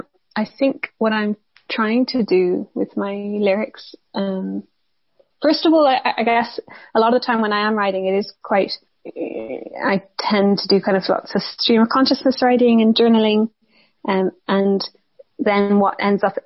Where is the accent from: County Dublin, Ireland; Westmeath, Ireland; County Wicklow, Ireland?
County Wicklow, Ireland; also born or lived in Granada; I'm originally from Wicklow